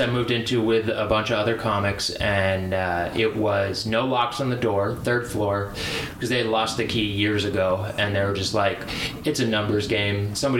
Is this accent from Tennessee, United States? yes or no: no; Maine, United States; moved away; But I also came from Maine too